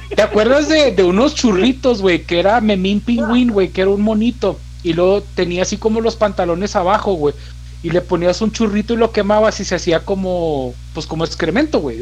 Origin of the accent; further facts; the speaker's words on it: Mexico; se llamaba Héroes de la Revolución